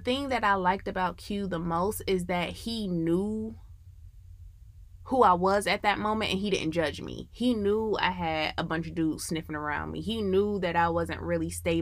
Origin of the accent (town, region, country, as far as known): Midwest, United States; now in Atlanta, United States